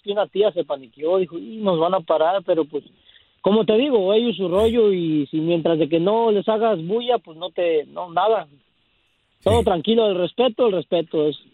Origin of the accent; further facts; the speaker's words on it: Michoacán, Mexico; moved away; de allá de Michoacán